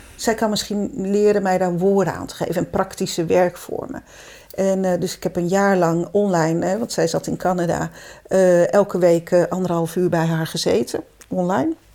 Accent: Zeeland, Netherlands; moved away as an adult; also born or lived in Brabant; ik ben Zeeuwse

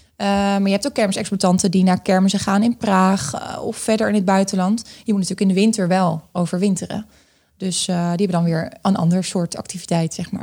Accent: Groningen, Netherlands; ik ben eh, opgegroeid in Groningen. Dus ik ben een echt Groningse

